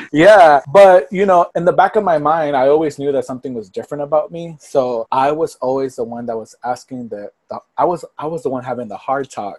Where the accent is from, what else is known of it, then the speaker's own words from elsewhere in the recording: Port Arthur, Texas, United States; moved away as an adult; also born or lived in Miami / Los Angeles; I was raised in Port Arthur, which is right outside of Houston